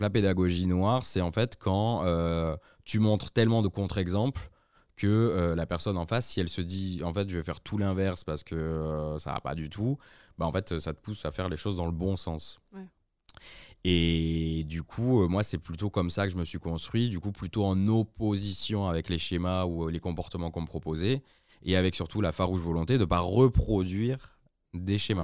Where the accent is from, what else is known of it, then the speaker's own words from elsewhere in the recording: Aix-en-Provence and Marseille, Provence-Alpes-Côte d'Azur, France; also born or lived in Toulouse; now in Lyon, France; je suis originaire du sud. Je suis né à Toulouse et j'ai grandi entre Aix et Marseille